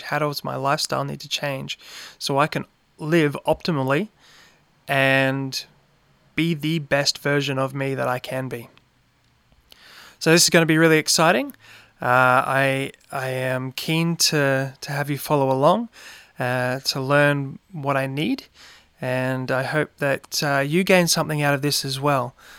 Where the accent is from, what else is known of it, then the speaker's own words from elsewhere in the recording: Brisbane, Queensland, Australia; I grew up in Brisbane